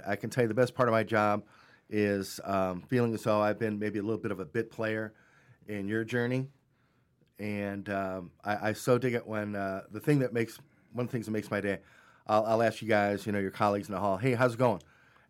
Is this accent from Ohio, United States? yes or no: yes; Cleveland, Ohio, United States; I'm from Cleveland.